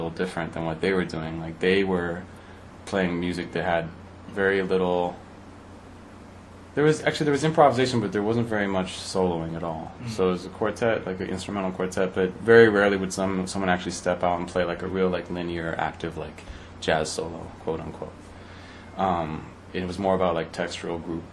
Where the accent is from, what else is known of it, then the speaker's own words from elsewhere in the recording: Denver, Colorado, United States; moved away as an adult; also born or lived in Rochester, New York / Los Angeles; we grew up in Denver